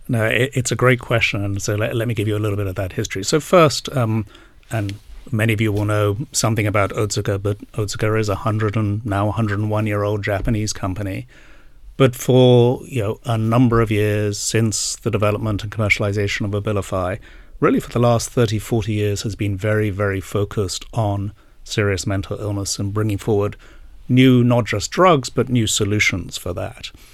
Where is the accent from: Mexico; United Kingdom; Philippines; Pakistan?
United Kingdom; England; moved away as an adult; also born or lived in Asia; now in New Jersey, United States; I uh, did indeed grow up in England, um, but have not lived here for 20 years